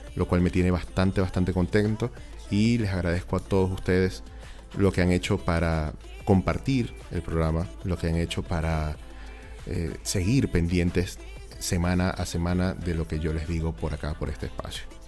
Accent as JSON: {"language": "Spanish", "country": "Venezuela", "moved": "as an adult", "lives_now": "Chile", "said": "nosotros venimos de un país en donde la festividad más importante del año es la Navidad"}